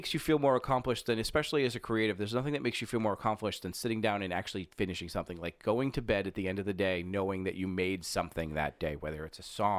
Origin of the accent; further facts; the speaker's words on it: Germany; I am from Germany.